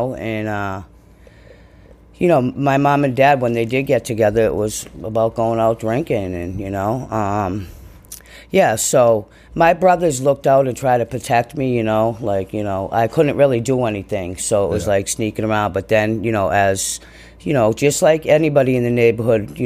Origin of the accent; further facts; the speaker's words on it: Boston, Massachusetts, United States; So I grew up in Dorchester and Southie, back and forth